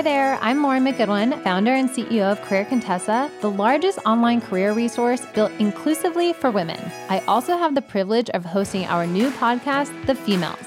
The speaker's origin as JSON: {"language": "English", "town": "Atlanta", "region": "Georgia", "country": "United States", "said": "I'm from Atlanta. I dropped out of high school."}